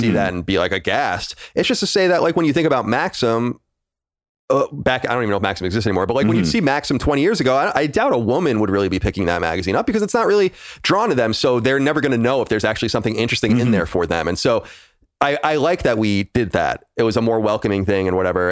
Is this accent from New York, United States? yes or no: yes; Long Island, New York, United States; I'm born and raised on Long Island, New York